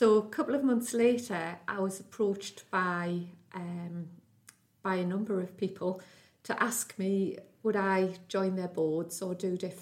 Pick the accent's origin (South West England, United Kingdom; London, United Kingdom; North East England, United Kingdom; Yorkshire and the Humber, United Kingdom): North East England, United Kingdom; South Tyneside; also born or lived in Wardley, Gateshead; I was born in Wardley Gateshead, but went to school in South Tyneside